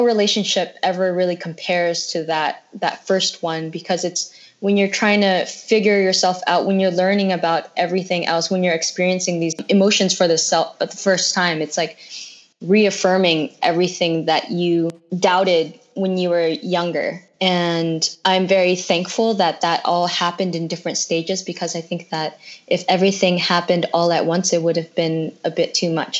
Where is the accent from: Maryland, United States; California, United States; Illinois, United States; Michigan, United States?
California, United States; San Jose; moved away as an adult; also born or lived in San Francisco; now in Los Angeles, United States; I grew up in San Jose